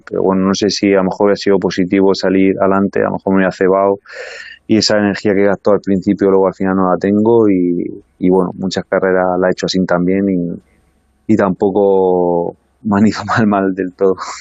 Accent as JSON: {"language": "Spanish", "town": "Baza", "region": "Andalusia", "country": "Spain", "tie": "born or raised there", "said": "como vivía en un pueblo no soy de nada capital, que soy de Baza"}